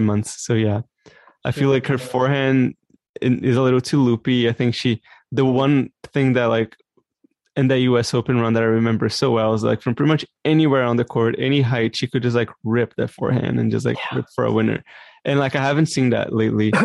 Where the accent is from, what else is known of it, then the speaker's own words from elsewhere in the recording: Brazil; now in Canada; I was born and raised in Brazil, but now I live in Canada